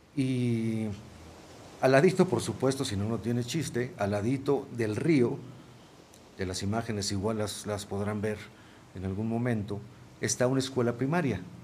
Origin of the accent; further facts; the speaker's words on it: Mexico; Yo mismo como mexicano